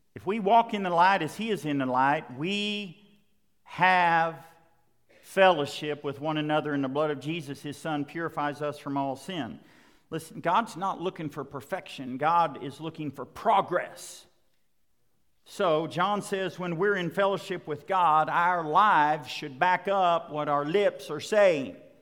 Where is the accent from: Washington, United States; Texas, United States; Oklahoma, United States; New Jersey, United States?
Oklahoma, United States; Western; I was growing up in Western Oklahoma